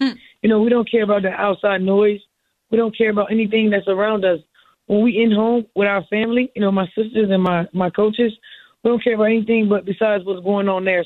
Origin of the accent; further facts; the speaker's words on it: Miami, Florida, United States; I'm from Miami